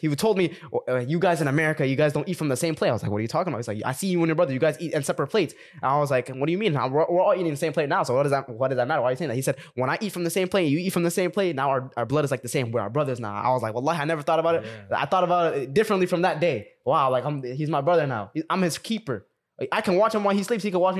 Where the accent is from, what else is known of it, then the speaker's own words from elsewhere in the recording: Sudan; Let's talk about like, and we're all from Sudan. We're all from Sudan, right?